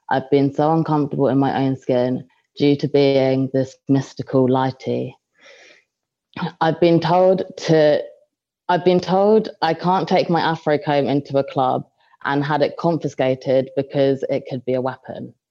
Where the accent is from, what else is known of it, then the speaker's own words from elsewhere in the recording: London, United Kingdom; Um, hi everyone … Um, I'm from London and I study um, here in Bath um, at Bath University.